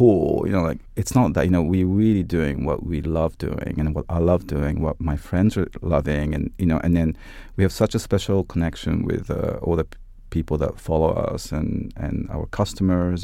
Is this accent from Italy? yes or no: yes; Italy; moved away as an adult; also born or lived in Japan / London; I was born in Japan and brought up both in Italy and Japan, and I did high school in Italy